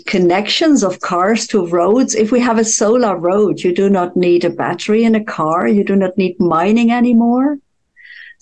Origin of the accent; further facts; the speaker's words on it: Netherlands; I'm from Holland.